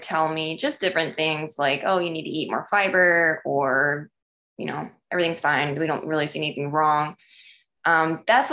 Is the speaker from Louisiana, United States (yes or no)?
no; Michigan, United States; I grew up in Michigan